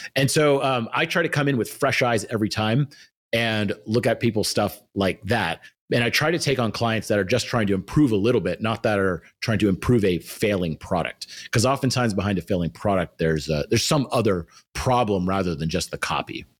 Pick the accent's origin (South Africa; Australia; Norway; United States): United States; Austin, Texas; I come from Austin, which now is becoming a little bit of a tech hub